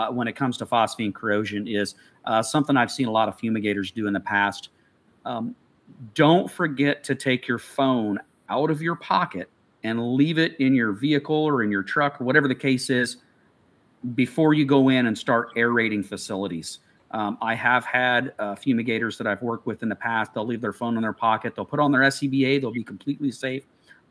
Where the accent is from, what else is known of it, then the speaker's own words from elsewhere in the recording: Midwest, United States; Growing up in the Midwest